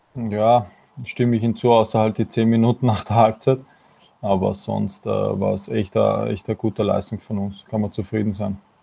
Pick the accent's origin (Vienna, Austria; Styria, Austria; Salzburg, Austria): Vienna, Austria; für mich persönlich als Wiener